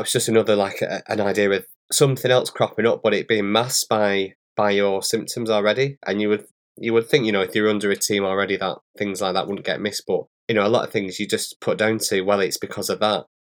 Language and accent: English; Bolton, North West England, United Kingdom; accent: northern; I'm from a place in, in the U K, just outside of Manchester. It's called Bolton. So I'm, I've got a real northern accent